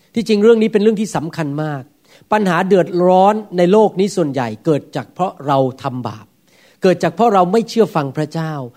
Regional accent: Thailand; now in United States; ผมก็ยังปฏิบัติเหมือนกับคนไทยพูดมีแอคเซนต์

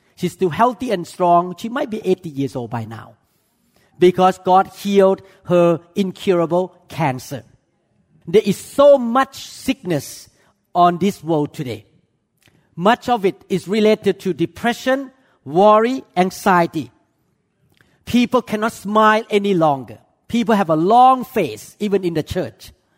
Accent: Thailand; moved away; I came from Chinese culture, even though I grew up in Thailand

